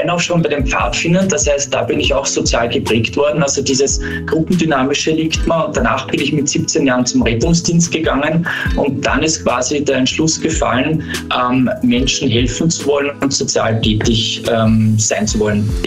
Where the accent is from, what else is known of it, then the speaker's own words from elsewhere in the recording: Parndorf, Burgenland, Austria; es ist ja kein Geheimnis, dass ich äh, Burgenländer bin. Ich komme aus Bahndorf. Viele kennen den Ort vielleicht vom riesigen Designer Outlet Center ja. oder dem nahen Neusiedlersee.